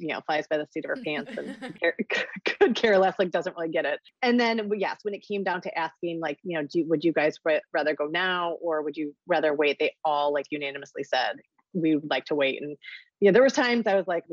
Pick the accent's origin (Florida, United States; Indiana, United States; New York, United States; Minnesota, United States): Minnesota, United States; St. Paul; moved away; also born or lived in Kalamazoo, Michigan; I am originally from St. Paul, Minnesota